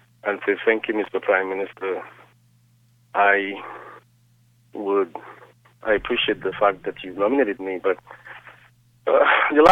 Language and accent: English; Dominica; now in Washington, United States; I'm from Dominica